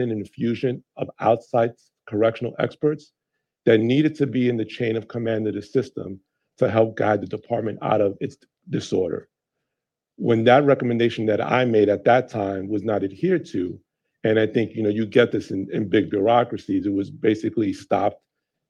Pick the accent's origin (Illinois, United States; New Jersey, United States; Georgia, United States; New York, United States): New York, United States; New York City; moved away; also born or lived in Las Vegas / Westchester; New York City is my hometown